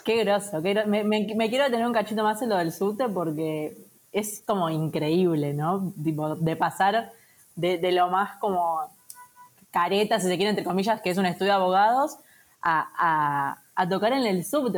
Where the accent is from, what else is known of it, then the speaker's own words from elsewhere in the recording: Buenos Aires, Argentina; soy muy porteña